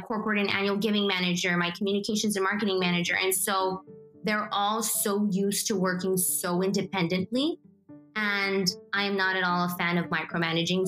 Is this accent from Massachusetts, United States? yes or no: no; McAllen, Texas, United States; also born or lived in Guadalajara, Mexico / Pharr, Texas / Edinburg, Texas / Mission, Texas; So I was born in Guadalajara, Mexico. And I was raised here in the Rio Grande Valley in McAllen, Texas